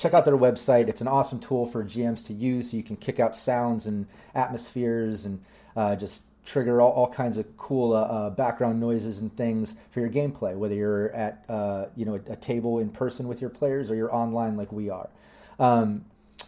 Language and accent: English; United States; I'm American